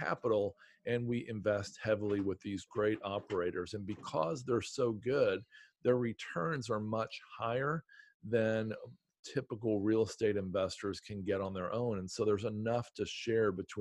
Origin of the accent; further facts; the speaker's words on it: Southern Ohio, United States; also born or lived in Detroit, Michigan; now in Southwest Virginia, United States; I grew up in Southern Ohio and spent 10 years in Detroit and then last 22 years in the Blue Ridge Mountains